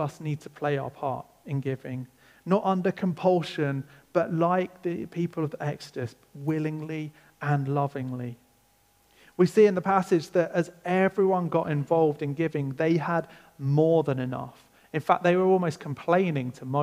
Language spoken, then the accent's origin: English; England, United Kingdom; I'm English, so I'm going to call it